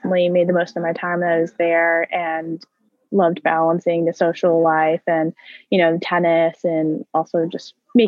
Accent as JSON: {"language": "English", "area": "Westchester", "region": "New York", "country": "United States", "also_born_or_lived": "North Carolina", "said": "I'm from Westchester"}